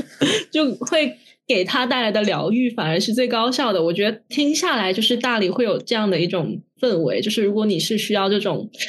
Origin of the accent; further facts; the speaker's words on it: Guangzhou, Guangdong, China; also born or lived in Shenzhen; 像我，我妈也是，我本身是广州的